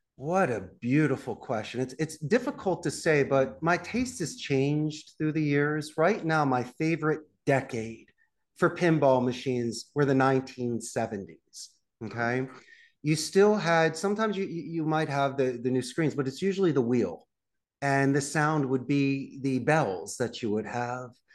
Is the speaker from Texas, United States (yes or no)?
no; Philadelphia, Pennsylvania, United States; moved away as an adult; also born or lived in Abington, Pennsylvania; now in Costa Rica; I'm also from Northeast Philadelphia